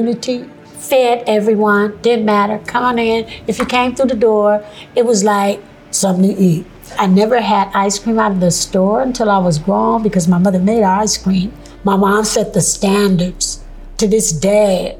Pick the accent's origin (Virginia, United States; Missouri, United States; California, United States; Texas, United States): California, United States; Sacramento; also born or lived in Alexandria, Louisiana; I moved to California when I was two, particularly Sacramento, California. So I went to school in Sacramento.